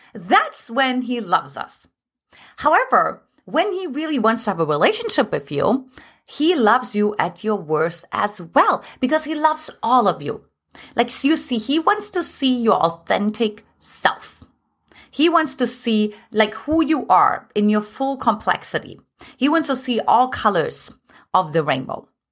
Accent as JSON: {"language": "English", "country": "Germany", "moved": "as an adult", "lives_now": "United States", "said": "originally I'm from Germany"}